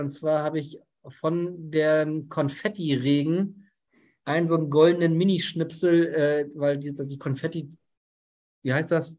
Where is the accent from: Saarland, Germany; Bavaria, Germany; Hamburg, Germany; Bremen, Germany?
Hamburg, Germany; ich bin Hamburger